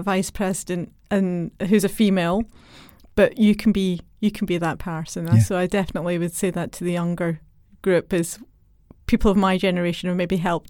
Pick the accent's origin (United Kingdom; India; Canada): United Kingdom; Scotland; Well, as a child, I grew up in Scotland, which is known for great Scottish engineers.